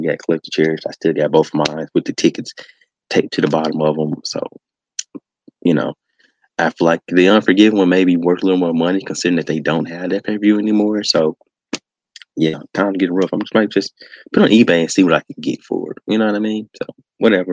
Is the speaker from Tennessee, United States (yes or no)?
yes; Memphis, Tennessee, United States; here in my hometown of Memphis, Tennessee.